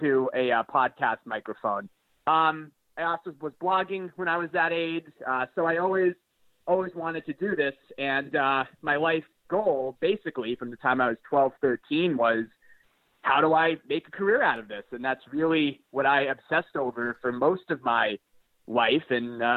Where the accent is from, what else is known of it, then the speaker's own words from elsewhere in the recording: Boston, Massachusetts, United States; I grew up in the Boston area, so very typical suburban upbringing